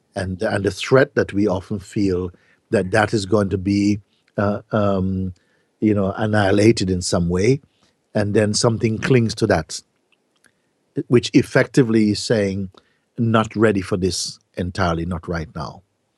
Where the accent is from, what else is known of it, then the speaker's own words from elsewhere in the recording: Jamaica; now in Portugal; yes, I am this Jamaican guy living in Portugal, having these satsang gatherings or whatever.